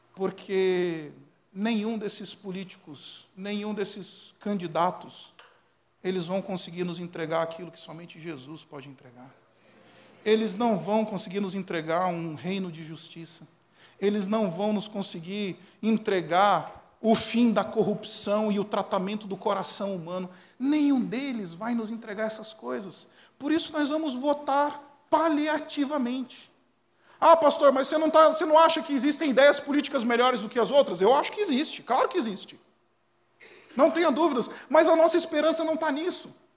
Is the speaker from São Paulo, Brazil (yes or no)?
yes; ABC Paulista, São Paulo, Brazil; eu sou do ABC Paulista